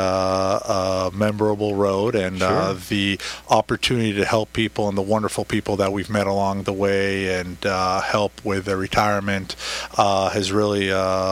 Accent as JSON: {"language": "English", "country": "Israel", "tie": "born or raised there", "moved": "as an adult", "lives_now": "Orange County, United States", "said": "originally I was born and raised in Israel."}